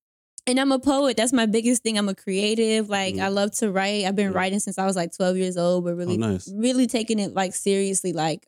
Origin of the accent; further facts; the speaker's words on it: the South, United States; I'm from the South, so it probably sounds weird.